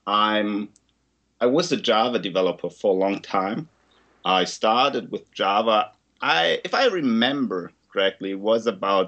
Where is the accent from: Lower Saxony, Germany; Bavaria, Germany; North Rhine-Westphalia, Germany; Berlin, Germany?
Bavaria, Germany; Neu-Ulm; my hometown, Neu-Ulm, is like the other side of the Danube River than Ulm